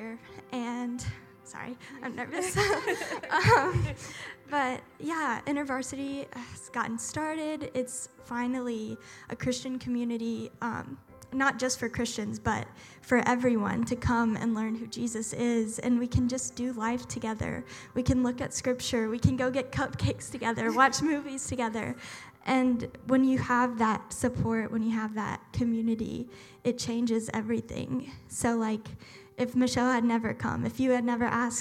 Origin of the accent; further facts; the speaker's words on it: South Carolina, United States; moved away as an adult; I'm from South Carolina. So that's basically the buckle of the Bible Belt